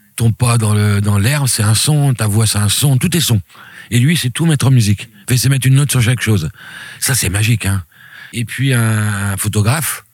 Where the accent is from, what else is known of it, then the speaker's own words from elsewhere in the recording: Reims, Grand Est, France; moved away as an adult; also born or lived in French Guiana; now in La Rochelle, France; quand je suis rentré à Reims